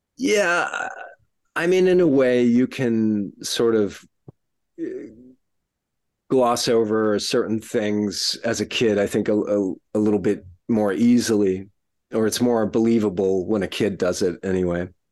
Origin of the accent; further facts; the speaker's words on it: not far from San Antonio, south central Texas, United States; I grew up in Texas, uh, sort of south central Texas, uh, not far from San Antonio